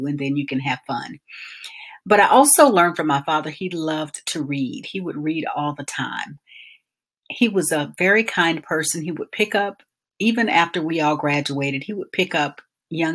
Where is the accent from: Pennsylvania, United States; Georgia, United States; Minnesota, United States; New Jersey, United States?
Georgia, United States; Albany; growing up in Albany, Georgia